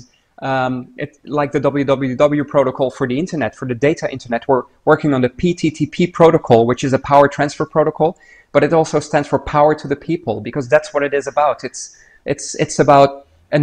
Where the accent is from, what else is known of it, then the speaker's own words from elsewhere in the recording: Niger; now in Netherlands; I grew up in Niger in West Africa, so one of the French-speaking countries